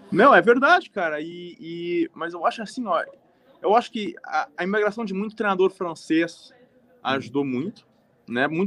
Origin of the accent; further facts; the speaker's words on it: Montreal, Quebec, Canada; born there; also born or lived in Porto Alegre, Brazil; now in Trois-Rivières, Canada; Nasci em Montreal, fui para Porto Alegre, voltei para Montreal e daí vim para Trois Rivières.